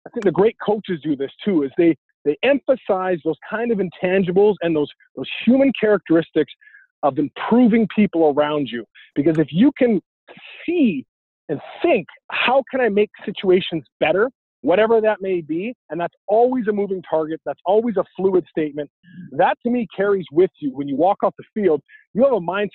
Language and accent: English; Vancouver, British Columbia, Canada; growing up in Vancouver, UW was just down the street